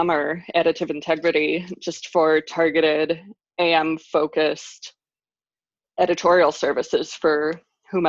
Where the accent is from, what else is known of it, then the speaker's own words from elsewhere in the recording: Cleveland, Ohio, United States; I'm from Cleveland